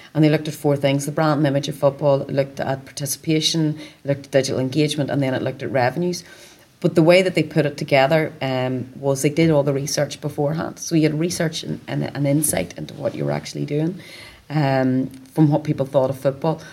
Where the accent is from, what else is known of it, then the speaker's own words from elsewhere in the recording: Northern Ireland, United Kingdom; I'm from Northern Ireland, an Irish mom